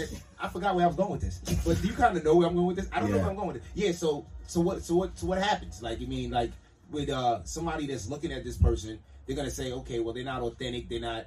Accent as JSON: {"language": "English", "town": "New York City", "region": "New York", "country": "United States", "said": "I'm from Brooklyn. I pronounce words properly."}